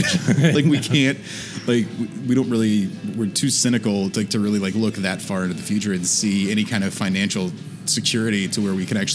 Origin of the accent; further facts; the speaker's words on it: Charlotte, North Carolina, United States; moved away as an adult; now in Madison, United States; From Charlotte, North Carolina originally. I moved here 7 years ago to go to grad school for library studies